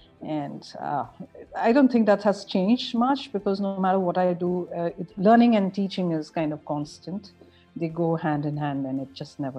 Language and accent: English; Northeast India, India; different parts of India, but my childhood was in the Northeast. My mom's Nepali.